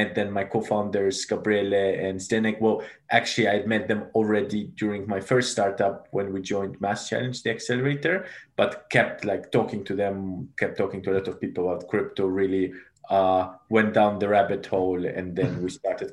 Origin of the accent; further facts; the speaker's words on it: Germany; also born or lived in Moldova / United Kingdom; now in London, United Kingdom; So I was born in Moldova originally, grew up in Germany, then came to the UK, studied here in the UK. I'm currently based in London